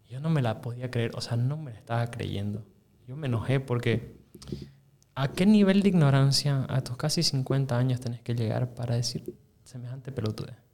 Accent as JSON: {"language": "Spanish", "region": "Santa Cruz", "country": "Bolivia", "said": "Claro y yo soy su camba."}